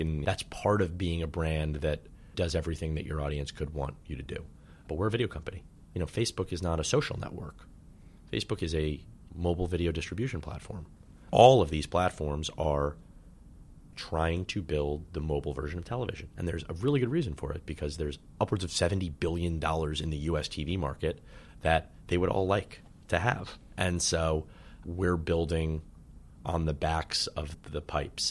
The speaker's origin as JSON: {"language": "English", "town": "New York City", "region": "New York", "country": "United States", "tie": "born or raised there", "said": "I grew up in Manhattan and went to Dalton"}